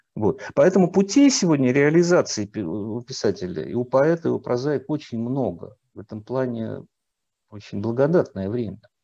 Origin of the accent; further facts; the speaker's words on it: Volgograd, Volgograd Oblast, Russia; moved away; also born or lived in Saratov / Moscow; я сам не москвич по рождению, я родился в Волгограде, учился в Саратове, потом только в литературный институт поступил